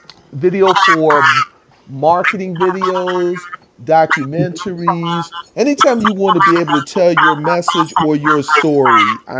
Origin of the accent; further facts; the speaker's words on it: Philadelphia, Pennsylvania, United States; moved away as an adult; now in Madison Heights, United States; I live in Madison Heights, Michigan, but everybody knows that I am homegrown Philadelphia, born and raised in Yorktown. I am currently in Madison Heights